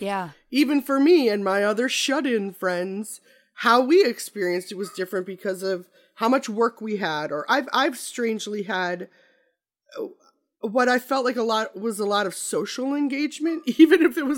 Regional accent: Midwest, United States; Well, I'm from the Midwest, so I've driven Minnesota, Nebraska

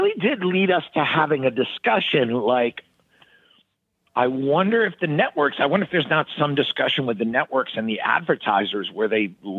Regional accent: Philadelphia, Pennsylvania, United States; now in California, United States; I'm actually from Philadelphia.

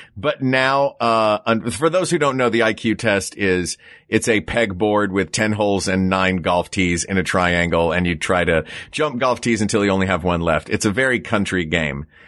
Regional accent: Tennessee, United States; where I grew up in Tennessee

